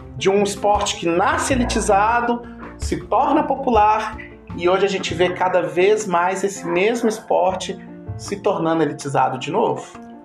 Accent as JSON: {"language": "Portuguese", "country": "Brazil", "said": "como bom brasileiro é, que sou"}